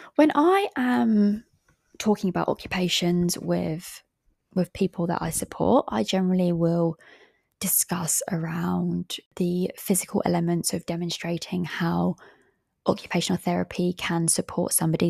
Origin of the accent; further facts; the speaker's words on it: England, United Kingdom; I am from England